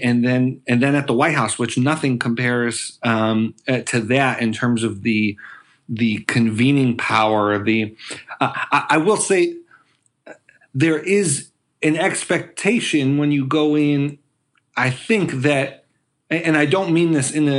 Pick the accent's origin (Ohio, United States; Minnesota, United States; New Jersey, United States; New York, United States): New York, United States; Buffalo; I'm from Buffalo, New York, and found my way to working with President Obama in the White House and on his campaigns.